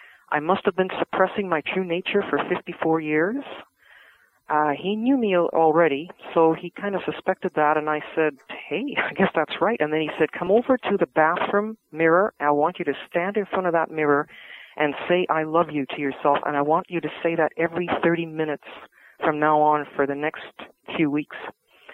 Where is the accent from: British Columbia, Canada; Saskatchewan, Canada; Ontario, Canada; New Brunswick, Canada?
British Columbia, Canada; Vancouver; born or raised there